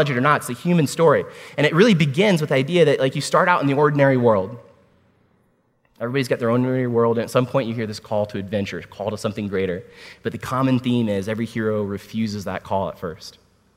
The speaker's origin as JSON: {"language": "English", "town": "Washington", "region": "District of Columbia", "country": "United States", "tie": "born or raised there", "said": "I was born at Walter Reed Army Medical"}